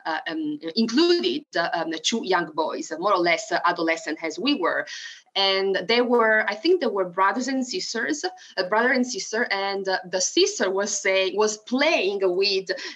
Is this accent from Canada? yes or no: no; Italy; English is a second language; moved away as an adult; now in Arkansas, United States; something that really remembers me of my country and of the place where I used to live in the first 20 years of my life is mare, sea, because I used to live on the beach